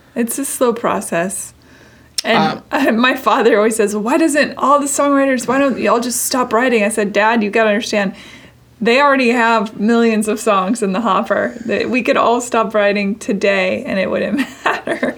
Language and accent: English; Seattle, Washington, United States; my hometown a lot come through Seattle